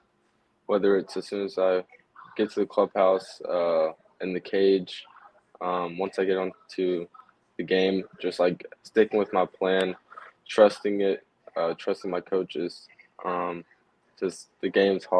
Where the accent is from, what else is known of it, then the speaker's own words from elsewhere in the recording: Houston, Texas, United States; I grew up outside of Houston in high school